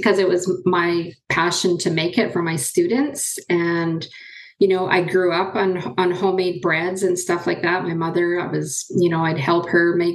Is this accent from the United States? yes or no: no; Nooaitch Indian Band, near Merritt, British Columbia, Canada; I'm from the Nuwaich Indian Band. It's just outside of Merritt, BC